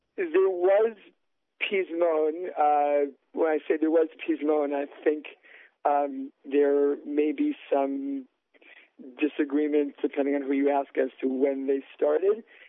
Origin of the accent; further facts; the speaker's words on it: New York City, New York, United States; I grew up right near Columbia, and my father had been a professor there